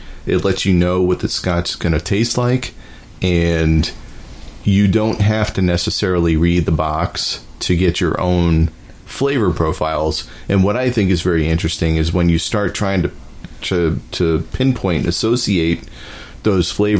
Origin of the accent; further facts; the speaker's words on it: Massachusetts, United States; I grew up in Massachusetts